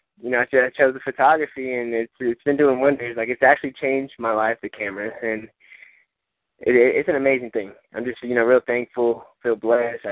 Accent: Texas, United States; also born or lived in San Fernando Valley, California; We moved out here when I was pretty young, pretty much was raised out here in Texas

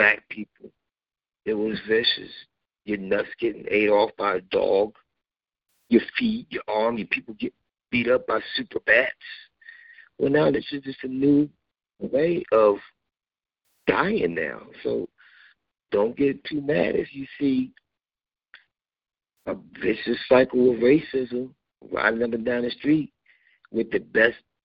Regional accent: United States; I was born in the United States, but I'm an immigrant still. Because my descendants came from Africa

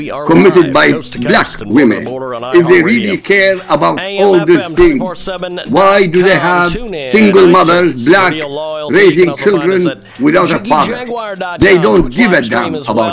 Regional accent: Iraq; now in United States; I come from Iraq.

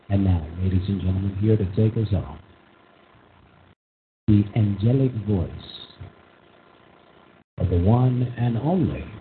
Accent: United States

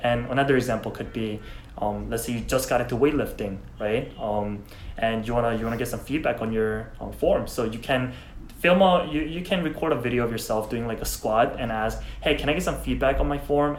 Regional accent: South Korea; English is a second language; now in United States; I'm from Korea

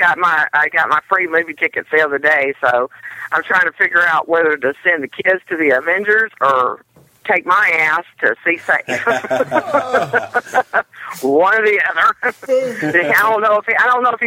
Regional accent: Memphis, Tennessee, United States; moved away; also born or lived in Omaha, Nebraska / Branson, Missouri; I'm from Memphis, Tennessee, I lived in Omaha, and Branson

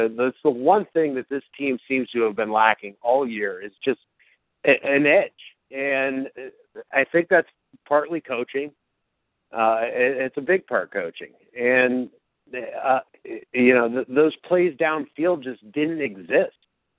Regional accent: Youngstown, Ohio, United States; now in Columbus, United States; And I'm … from Youngstown to CBUS. Go Bucks!

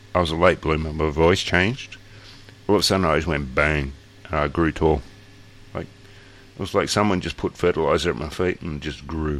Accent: Australia; I'm Australian.

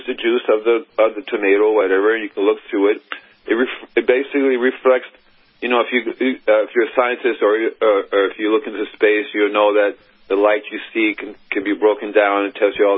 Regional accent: Miami, Florida, United States; moved away as an adult; also born or lived in Gainesville, Florida / California; I'm originally from Miami, Florida

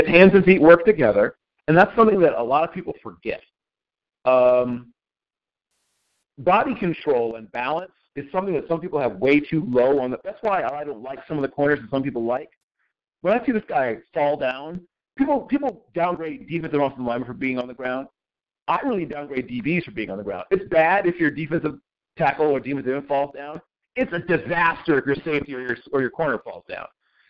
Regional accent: Virginia Beach, Virginia, United States; I'm from that part of the country. I grew up in Virginia mm-hmm. Beach and off of Virginia.

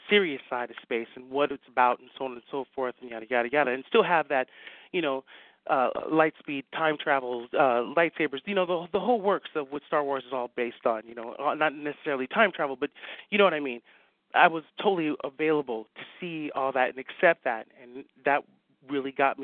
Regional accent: Denver, Colorado, United States; moved away as an adult; also born or lived in Chicago / Europe; now in Lakeland, United States; I'm originally from Denver, Colorado

